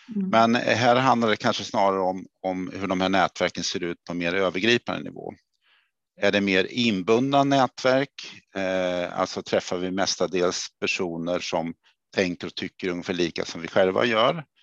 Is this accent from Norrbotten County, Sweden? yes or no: no; Örebro, Örebro County, Sweden; accent: Närke; moved away; Det kanske hörs att jag kom från Närke. Jag är född i Örebro då